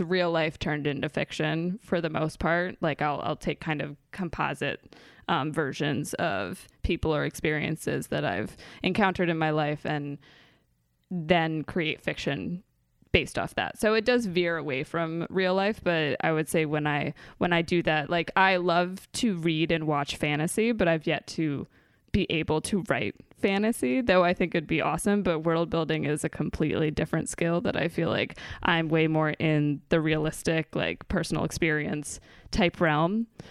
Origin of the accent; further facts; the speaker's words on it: Maryland, United States; moved away; I am from Maryland. I grew up in a suburb in between Baltimore and Annapolis